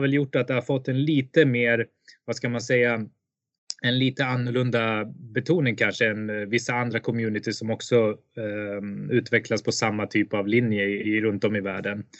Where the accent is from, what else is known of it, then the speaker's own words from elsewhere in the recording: Sweden; moved away as an adult; also born or lived in India; jag föddes i Indien och blev adopterad till Sverige 1985, eh, föddes 1984. Eh, och efter att ha levt ett väldigt, väldigt, eh, vad ska man säga, stabilt liv i Sverige under 25 år ungefär